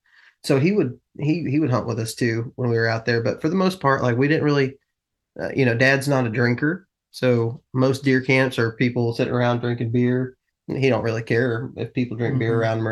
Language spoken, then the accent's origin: English; Texas, United States; But I grew up in West Texas.